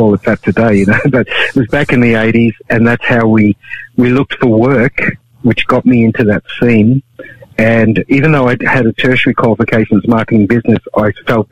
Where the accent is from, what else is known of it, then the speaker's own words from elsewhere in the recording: Australia; also born or lived in India; I was actually born in India, but I grew up here in Australia as a 10-month-old baby.